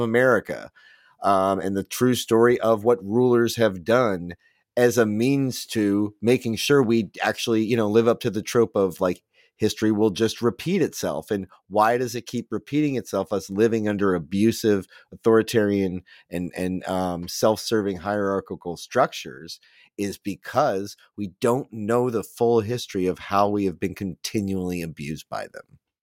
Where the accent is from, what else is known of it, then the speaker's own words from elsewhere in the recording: United States; as an American